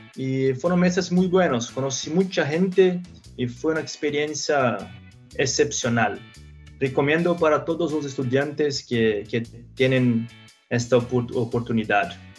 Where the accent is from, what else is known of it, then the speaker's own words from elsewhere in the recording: São Paulo, Brazil; Spanish is a second language; also born or lived in Minnesota; empecé a estudiar ingeniería civil en Mackenzie, en São Paulo, donde yo nací